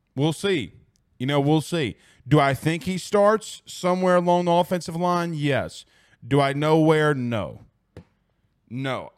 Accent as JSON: {"language": "English", "town": "Franklin", "country": "United States", "said": "I'm from Franklin"}